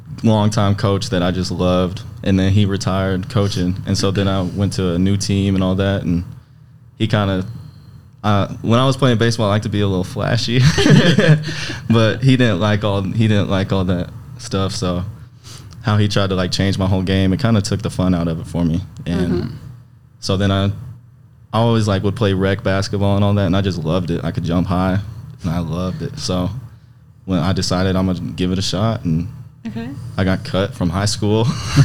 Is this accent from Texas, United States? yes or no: yes; Dallas–Fort Worth, Texas, United States; Kind of in DFW.